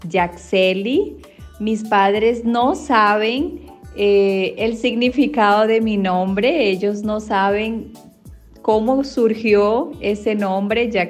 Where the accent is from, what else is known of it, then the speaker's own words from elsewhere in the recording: Venezuela; now in Brazil; Soy venezolana y actualmente vivo en Brasil.